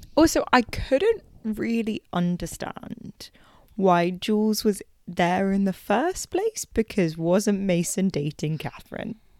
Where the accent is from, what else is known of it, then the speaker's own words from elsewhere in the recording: United Kingdom; we're we're British